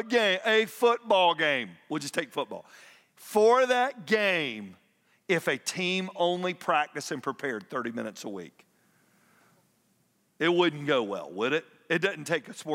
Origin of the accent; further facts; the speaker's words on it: Atlanta, Georgia, United States; I grew up in Atlanta